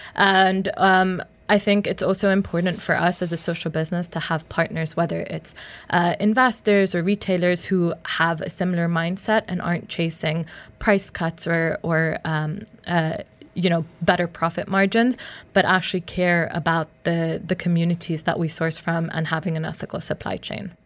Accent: Uganda; I grew up in Uganda

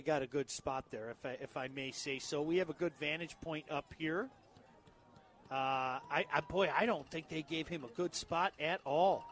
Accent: Livonia, Michigan, United States; now in Northville, United States; that's where it was in Livonia. I grew up at Seven and Merriman.

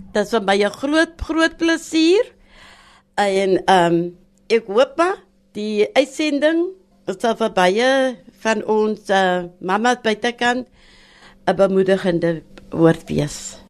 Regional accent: Wellington, Western Cape, South Africa; En ek het groot geword in Verlate Kloof, die bekende Verlate Kloof van Wellington

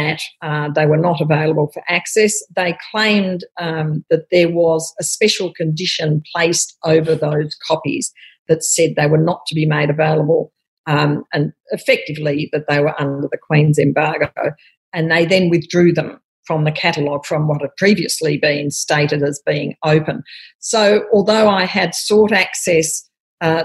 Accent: Australia; as an Australian

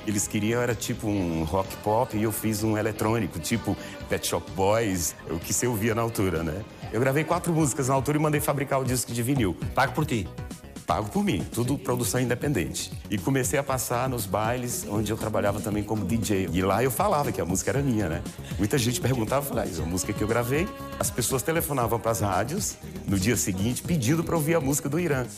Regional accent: Goiânia, Goiás, Brazil; moved away; also born or lived in Porto Franco, Maranhão, Brazil; nós saímos de Porto Franco, fomos para Goiânia, mil e tal quilômetros de distância

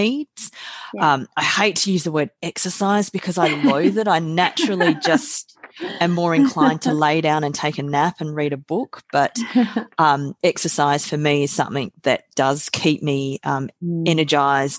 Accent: Australia; also born or lived in South Korea; I was adopted from South Korea when I was 8 months of age. So I came to Australia. I have two beautiful parents and a sister who's 10 months younger than myself. She's my parents' natural biological daughter, and we grew up

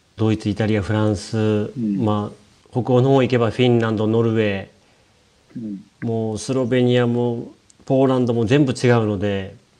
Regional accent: Shimokawa, Hokkaido, Japan; 北海道の下川町という小さな町

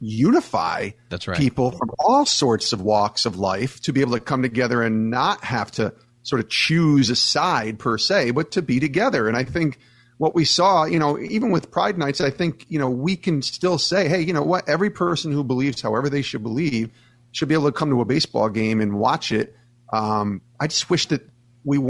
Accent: New York, United States; I grew up in New York

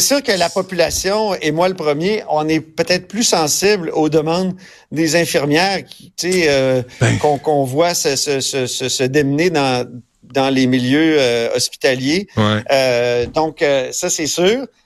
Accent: Quebec, Canada; on est plein de Québécois

